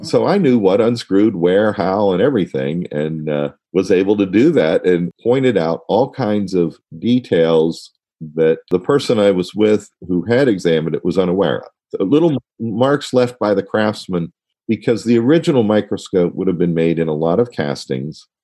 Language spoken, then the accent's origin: English; Washington, District of Columbia, United States; also born or lived in Ohio; we moved to Washington, D.C. in 1962